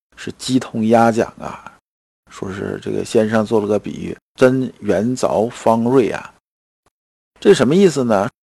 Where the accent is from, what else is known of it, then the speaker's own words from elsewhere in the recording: China; 这个我们中国人是这样子的，是吧？